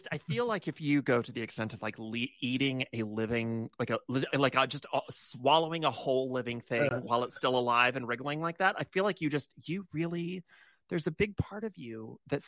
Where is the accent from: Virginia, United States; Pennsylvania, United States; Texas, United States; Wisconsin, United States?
Texas, United States; I'm from Texas. I grew up in Texas